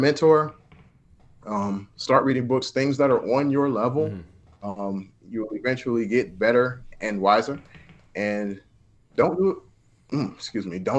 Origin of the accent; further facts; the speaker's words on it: Detroit, Michigan, United States; I'm from Detroit.